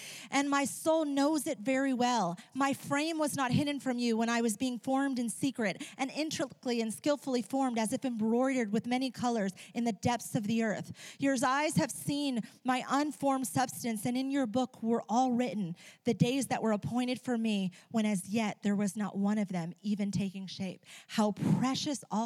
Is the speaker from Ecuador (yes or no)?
yes; Ecuador; moved away; When I was a teenager growing up in Ecuador, I used to be an interpreter in hospitals